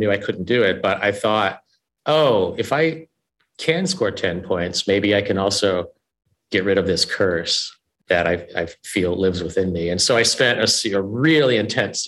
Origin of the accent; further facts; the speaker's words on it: Indiana, United States; I grew up in the Midwest in a family that I describe as white trash